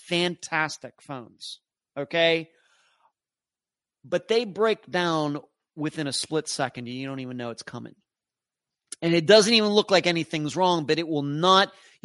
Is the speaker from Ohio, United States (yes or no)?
yes; Ohio, United States; Irish heritage in my maternal ancestry, and it's definitely in my bucket list to visit my lifetime. I'm from Ohio.